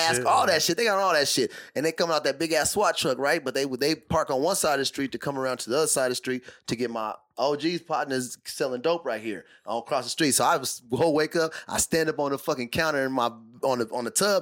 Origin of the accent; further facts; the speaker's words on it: Tucson, Arizona, United States; now in Singapore; I grew up, you know, we're from Tucson. So we grew up by a lot of West Coast